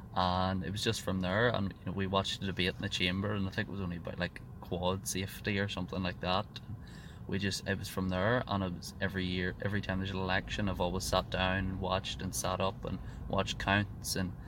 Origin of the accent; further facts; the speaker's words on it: South Armagh, Northern Ireland, United Kingdom; Well, I'm 17. I'm from South Armagh. I come from a bit of a nationalist community.